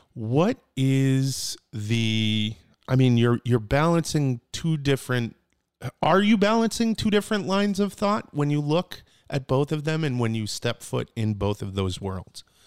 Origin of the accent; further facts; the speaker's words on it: New Britain, Connecticut, United States; I'm from hard hitting New Britain.